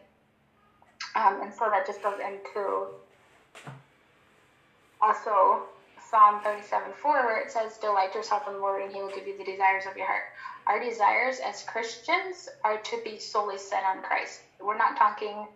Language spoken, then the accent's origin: English; Montana, United States; accent: American; I have an American accent. I am from Montana